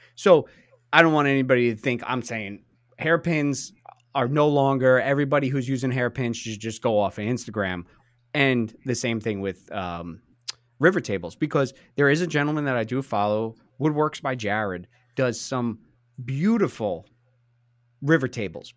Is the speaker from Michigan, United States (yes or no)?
no; New Jersey, United States; we're two guys from New Jersey